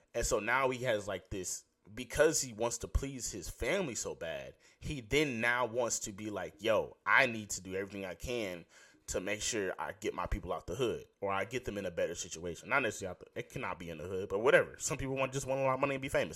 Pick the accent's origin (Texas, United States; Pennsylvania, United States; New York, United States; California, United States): Texas, United States; Houston; I'm from Houston.